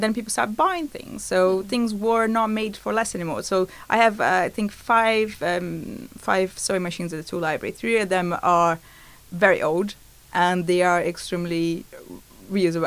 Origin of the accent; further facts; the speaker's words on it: Brazil; moved away; I'm from Brazil